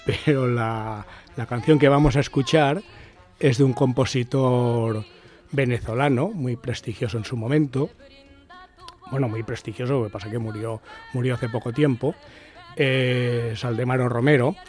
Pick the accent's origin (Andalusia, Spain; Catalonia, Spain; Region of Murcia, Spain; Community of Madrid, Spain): Catalonia, Spain; Barcelona; yo soy del barrio de la Sara Familia, mis padres se casaron en la Sara Familia, a mí me bautizaron en la Sara Familia